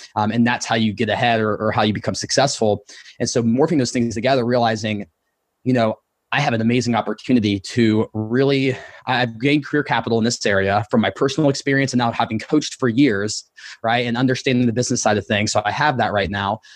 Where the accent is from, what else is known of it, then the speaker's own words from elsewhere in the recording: Ohio, United States; moved away as an adult; also born or lived in Columbus, Ohio; now in Austin, United States; I grew up in Ohio